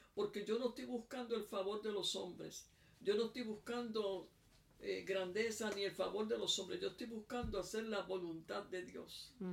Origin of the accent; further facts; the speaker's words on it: Puerto Rico; now in South Africa; yo soy de Puerto Rico, pero vivo en Sudáfrica.